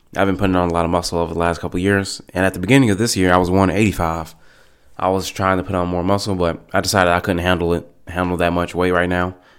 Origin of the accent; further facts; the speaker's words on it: United States; I'm an American. I'm an American